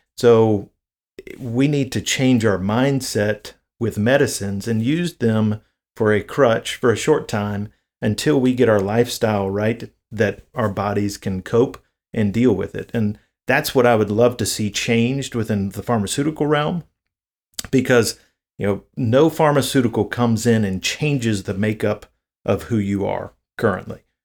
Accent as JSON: {"language": "English", "region": "the South", "country": "United States", "said": "I'm from the South, so diabetes is a huge issue here in the South"}